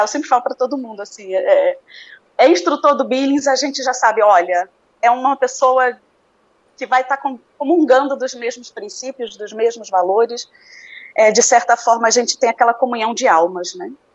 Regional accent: Rio de Janeiro, Brazil; moved away as an adult; also born or lived in Belém; now in Recife, Brazil; Quando pequeno fui morar no Rio

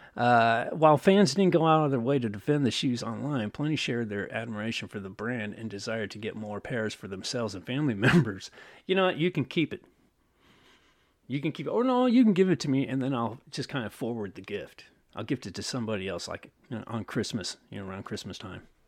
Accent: Oakland, California, United States; my hometown right here. Oakland

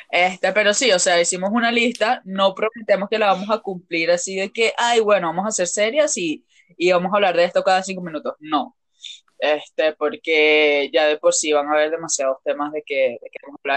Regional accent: Venezuela; accent: mixed accent of many countries; yo soy venezolana, me conocen. Eh, la pendeja es mexicana, pero igualito yo tengo como un acento mezclado de, muchos países.

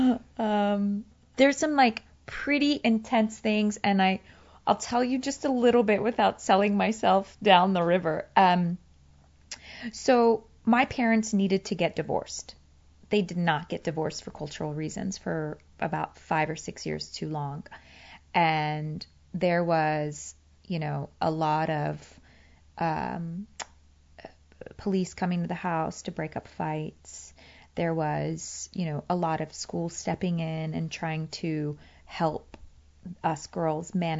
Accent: Virginia, United States; English is a second language; moved away as an adult; also born or lived in Afghanistan; now in Los Angeles, United States; I grew up in a small town in Virginia

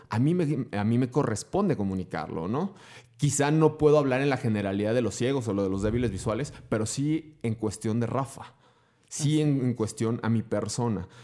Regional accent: Durango, Mexico; also born or lived in Guanajuato; nací en Guanajuato, pero tengo la fortuna de haberme criado 31 años y piquito en Durango, así es que soy más norteño que nada

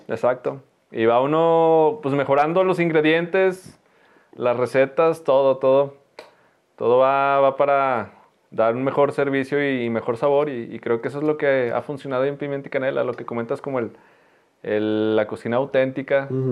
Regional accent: Teúl de González Ortega, Zacatecas, Mexico; soy, soy del Teúl, pero viví poco, poco tiempo. Entonces estaba en la primaria

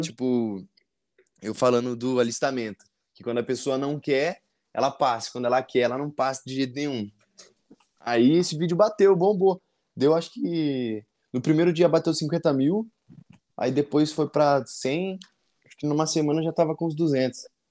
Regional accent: Avaré, São Paulo, Brazil; Eu sou de, de Avaré, interior de São Paulo

